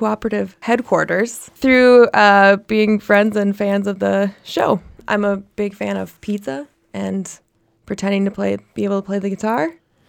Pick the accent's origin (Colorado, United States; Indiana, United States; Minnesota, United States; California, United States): Minnesota, United States; I was born and raised in Minnesota.